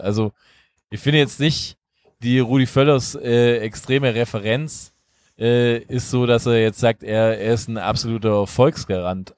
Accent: Illertissen, Bavaria, Germany; moved away; aus der schönen Heimatstadt Illertissen

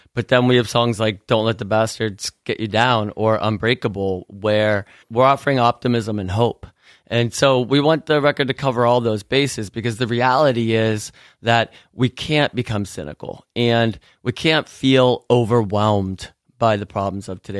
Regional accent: Pittsburgh, Pennsylvania, United States; we grew up in Pittsburgh, Pennsylvania, which is an amazing town

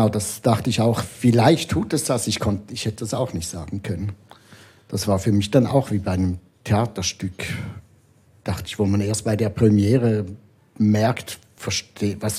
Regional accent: Switzerland; now in Berlin, Germany; ich komme jetzt zwar aus Berlin, aber schlussendlich bin ich schon Schweizer, ich kenne mich hier aus.

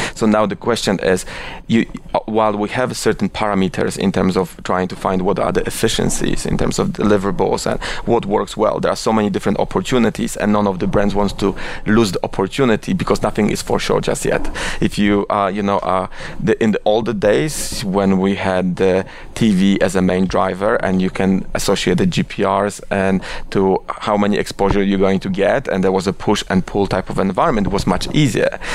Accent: Oświęcim, Lesser Poland, Poland; English is a second language; moved away as an adult; also born or lived in Warsaw / India / London; now in New York, United States; I was born in Oświęcim, which is uh, a quite controversial city to be born with. Uh, but I, I, actually I was born there, and I was there. I was living there till I was 18

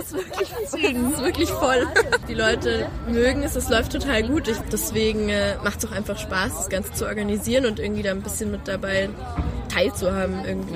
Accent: Germany; moved away as an adult; now in Austria; ich komme eigentlich aus Deutschland, bin zum Studieren hergekommen

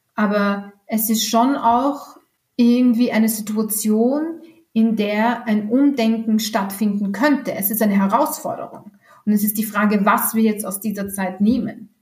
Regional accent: Austria; hier bei uns in Österreich

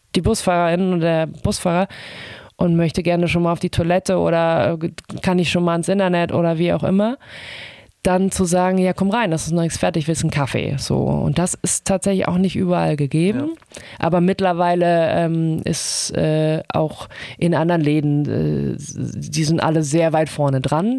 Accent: Germany; now in Hamburg, Germany; ich bin in der DDR aufgewachsen

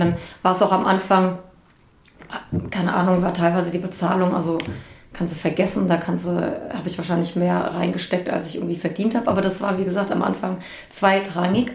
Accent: Bad Homburg, Hesse, Germany; ich komme aus Bad Homburg

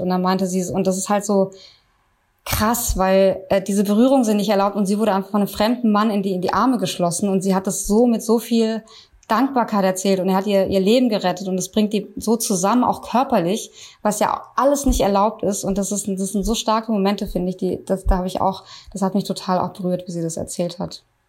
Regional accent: Germany; bei uns in Deutschland

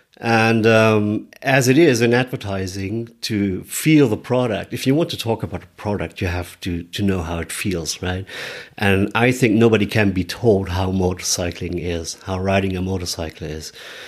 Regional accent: Munich, Bavaria, Germany; Hello, everybody. … I'm from Munich, Germany

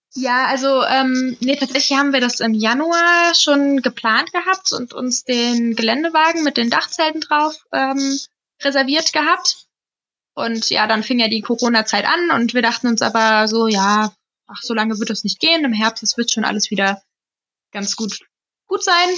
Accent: Hesse, Germany; Aber wir kommen ja aus Hessen

